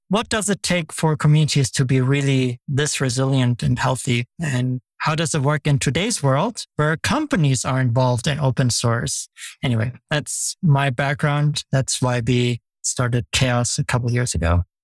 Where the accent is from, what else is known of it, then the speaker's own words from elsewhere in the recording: Germany; I grew up in Germany